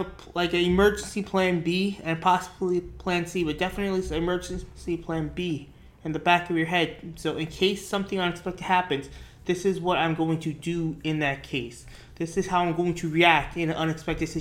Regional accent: New York, United States; growing up in New York

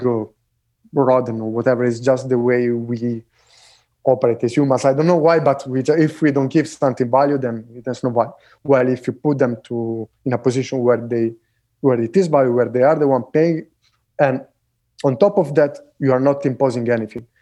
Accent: Italy; moved away; where I grew up in Italy

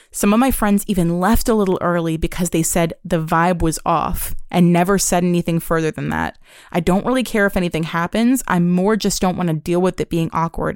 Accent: New York, United States; Growing up in New York

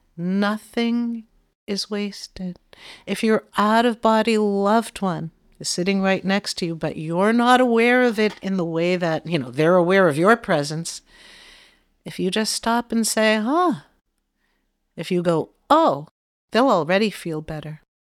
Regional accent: Boston, Massachusetts, United States; I'm from Boston

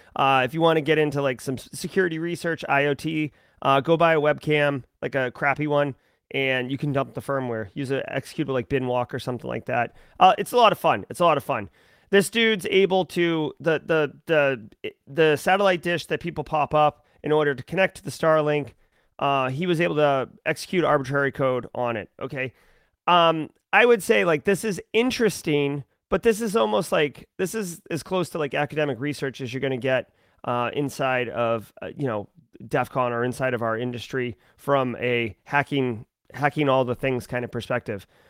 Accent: United States; I as an American

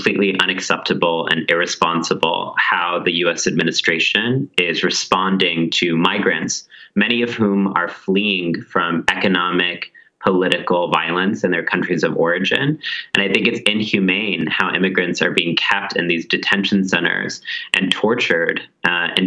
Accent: Texas, United States; I grew up in Texas

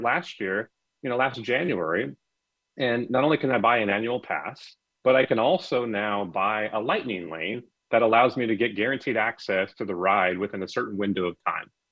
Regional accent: Anaheim, California, United States; I grew up in Anaheim and right down the right down the street from Disneyland.

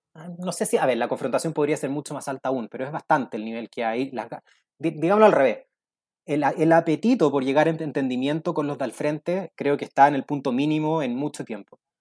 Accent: Chile; lo que nos falta como chilenos es una narrativa

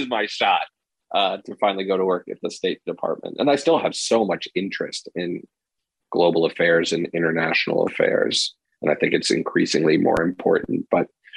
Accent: Arizona, United States; moved away as an adult; growing up in Arizona in sort of the 80s, 90s

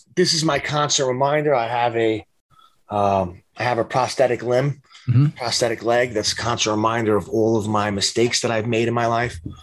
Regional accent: New York City, New York, United States; I stayed home in my hometown, Staten Island

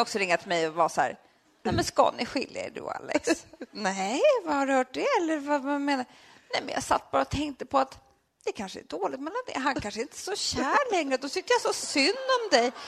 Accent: Sweden; also born or lived in Södermalm, Stockholm; vi är från Sverige

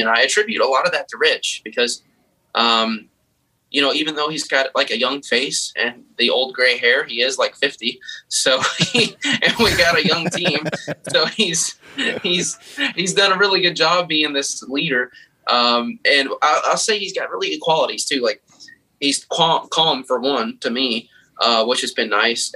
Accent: Kentucky, United States; I'm from Kentucky

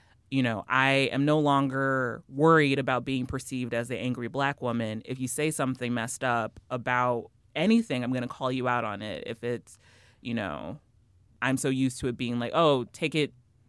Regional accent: Kansas City, Missouri, United States; moved away; I'm from Kansas City originally.

